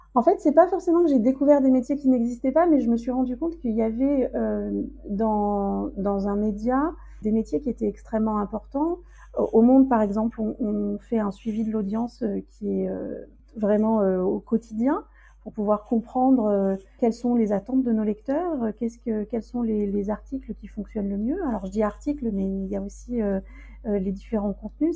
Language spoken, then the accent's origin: French; France; also born or lived in Zanzibar; quand on est français